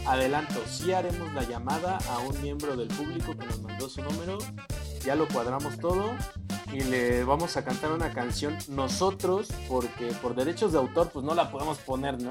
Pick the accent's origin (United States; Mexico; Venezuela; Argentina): Mexico; Chimalhuacán, State of Mexico; Yo sí vengo de Chimalhuacán y crecí en Chimecos